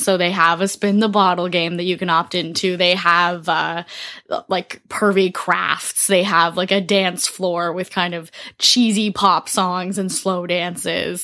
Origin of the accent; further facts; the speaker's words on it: Toronto, Ontario, Canada; I'm from Toronto, then work is in Montreal, but I mostly live in Toronto.